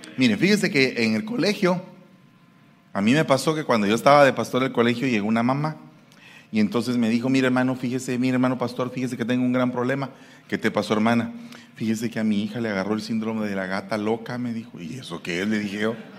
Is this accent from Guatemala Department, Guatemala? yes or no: yes; Guatemala City, Guatemala Department, Guatemala; now in San Francisco, United States; yo soy guatemalteco de la capital